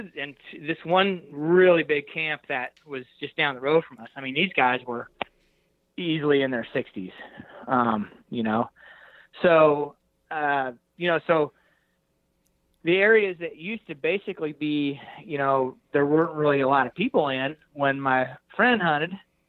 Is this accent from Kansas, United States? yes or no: yes; Hays, Kansas, United States; And I'm not I'm a flatlander from Hays, Kansas, but I feel like I sound like an elk.